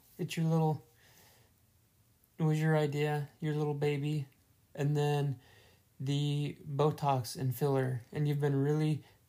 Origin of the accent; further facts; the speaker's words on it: Utah, United States; moved away; we're from Utah, which is like West Coast